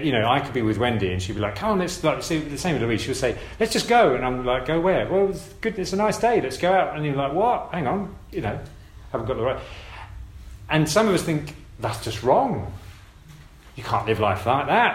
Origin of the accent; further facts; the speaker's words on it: United Kingdom; we're British